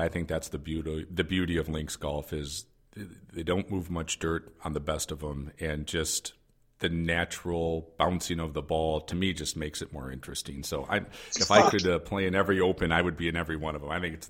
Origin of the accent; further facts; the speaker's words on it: Midwest, United States; growing up in the Midwest in the United States, everything's basically parkland